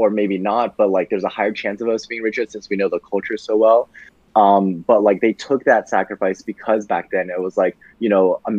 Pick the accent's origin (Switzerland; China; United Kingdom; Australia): China; also born or lived in Japan; I was born in Japan and I came to China and then like people didn't really like me because I was from Japan, but I was too young to notice back then